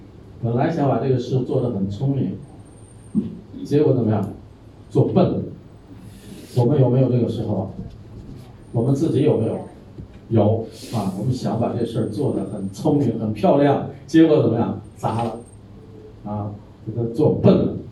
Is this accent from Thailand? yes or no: yes; Thailand; 我们泰国人也吃那个，掰开以后怎么样？有没有丝啊？